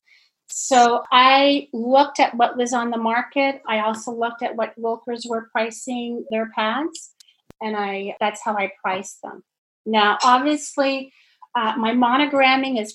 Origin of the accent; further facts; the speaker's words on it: Canada; now in Germantown, United States; I'm originally from Canada.